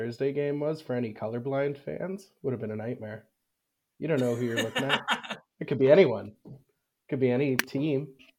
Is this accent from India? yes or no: no; Canada; Well, with being Canadian, it might have ended.